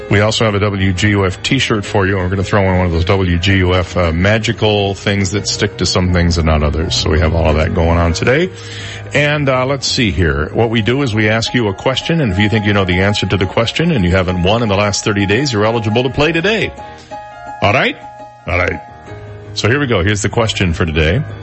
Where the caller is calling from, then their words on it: Naples, Florida, United States; from Naples.